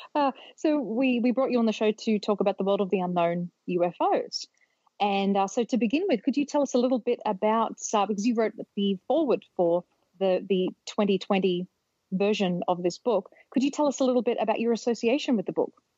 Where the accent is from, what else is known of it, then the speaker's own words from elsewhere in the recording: Australia; moved away as an adult; now in United States; I'm from Australia originally, but I've been living here in the States for about 16 years.